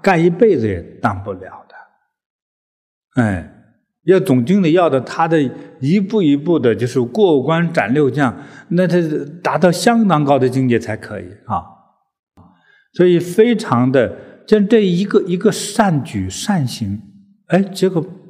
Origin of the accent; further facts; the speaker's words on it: China; 我们中国人都知道一个历史的小故事